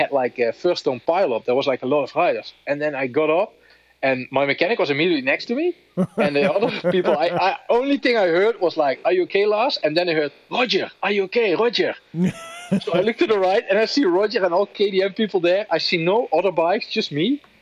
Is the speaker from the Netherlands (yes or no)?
yes; Netherlands; English is a second language; I'm from the Netherlands